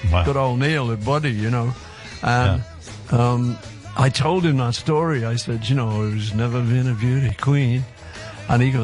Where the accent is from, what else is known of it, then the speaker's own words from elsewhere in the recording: Liverpool, North West England, United Kingdom; we're from Liverpool